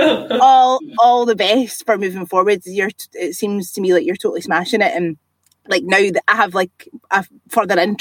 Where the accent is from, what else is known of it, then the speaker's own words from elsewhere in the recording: Bellshill, Scotland, United Kingdom; I'm from Belsill.